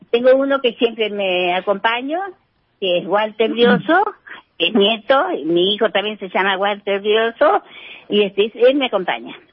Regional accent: Henderson, Buenos Aires Province, Argentina; soy de Henderson, fanática de San Lorenzo

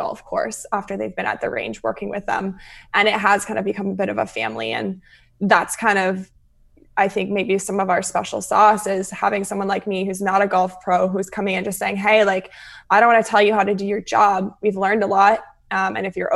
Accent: Calgary, Alberta, Canada; now in Vancouver, Canada; I'm originally from Calgary

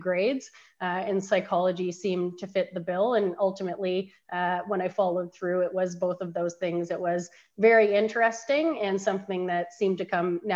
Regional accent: Innisfil, Ontario, Canada; also born or lived in Barrie, Ontario; I'm actually from Innisfil, which is just south of Barrie, but Barrie is where I hail from generally

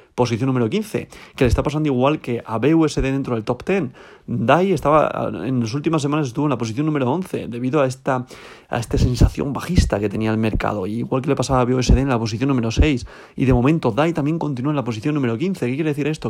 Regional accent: Spain; yo soy español, estoy en España

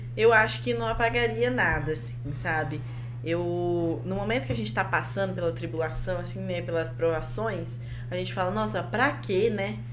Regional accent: Colorado, Paraná, Brazil; moved away as an adult; now in Maringá, Brazil; Eu nasci em Colorado, cresci lá

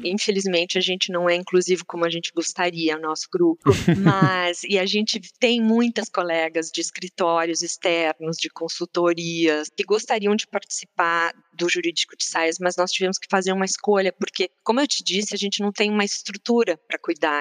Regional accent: Porto Alegre, Rio Grande do Sul, Brazil; moved away; eu que sou gaúcha, né, vindo de Porto Alegre

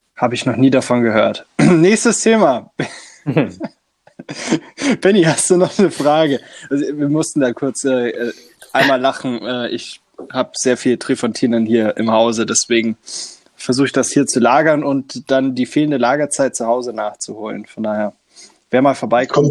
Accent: Bavaria, Germany; mir als Bayer

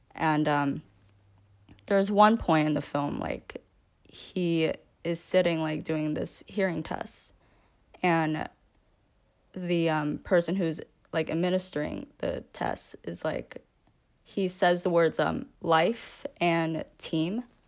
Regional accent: New York, United States; born and raised in America and in a majority white county in New York

